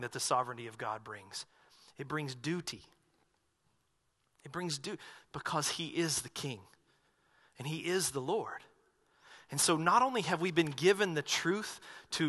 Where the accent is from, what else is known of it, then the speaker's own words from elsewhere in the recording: North Carolina, United States; moved away; I grew up in the Baptist church back in North Carolina